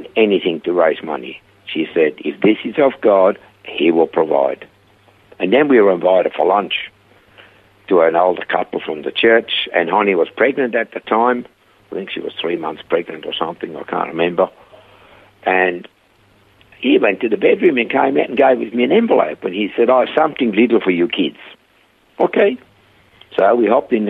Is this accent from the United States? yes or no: no; Switzerland; accent: heavy Swiss; English is a second language; moved away as an adult; also born or lived in Perth / Coffs Harbour; now in Australia; I had a heavy Swiss accent. And I said, from Switzerland.